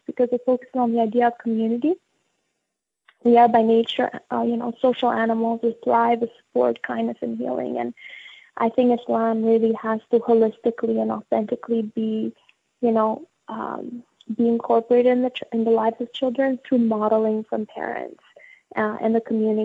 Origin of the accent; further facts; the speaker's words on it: Albania; now in Canada; growing up in Albania as well as coming here